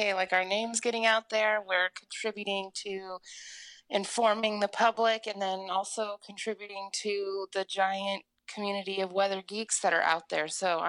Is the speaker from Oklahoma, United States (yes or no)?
yes; Oklahoma, United States; in Oklahoma.